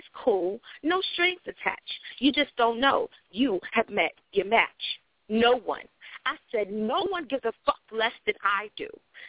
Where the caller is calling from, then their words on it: Florida, United States; I'm calling from Florida.